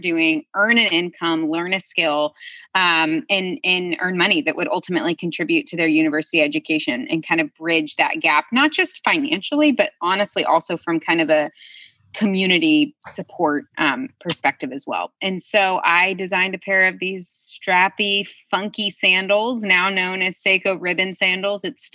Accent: Midwest, United States; also born or lived in Uganda; I grew up in the Midwest

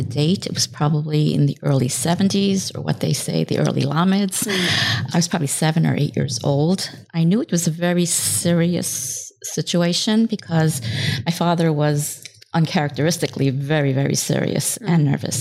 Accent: New York City, New York, United States; moved away as an adult; now in New Haven, United States; I'm originally from Crown Heights. I now live in New Haven for the past 30 years with my family

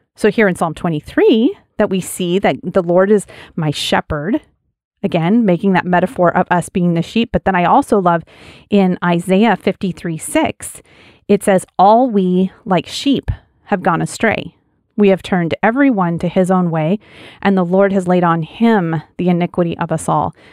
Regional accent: Wyoming, United States; As a kid, I, I grew up in Wyoming on a big ranch, and we had sheep.

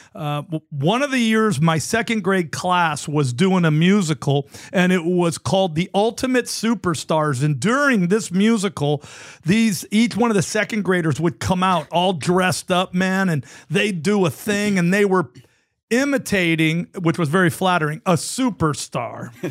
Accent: San Francisco Bay Area, California, United States; that was my hometown team

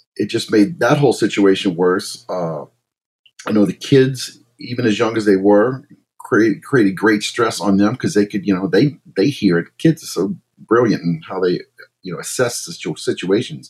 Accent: Baton Rouge, Louisiana, United States; now in New Orleans, United States; I was born in New Orleans, raised in Baton Rouge

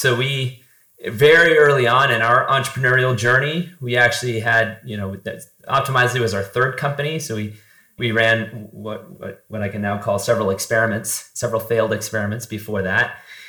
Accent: an hour outside of Buffalo, western New York State, United States; moved away as an adult; also born or lived in Cleveland, Ohio / Urbana-Champaign, Illinois; now in Reno, United States; I grew up on the East Coast in the western part of New York State, which is maybe a little more culturally similar to the Midwest than it is the actual coast. So maybe an hour outside of Buffalo or so.

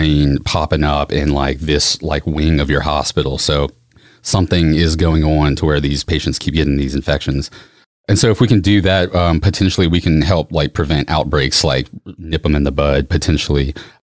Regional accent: Baton Rouge, Louisiana, United States; also born or lived in New Orleans; I'm from Baton Rouge originally

